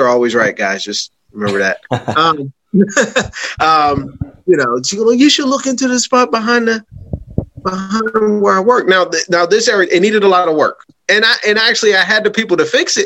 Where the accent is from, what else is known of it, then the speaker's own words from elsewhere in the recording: Pittsburgh, Pennsylvania, United States; now in Delaware, United States; I'm from Pittsburgh, so I'm landlocked.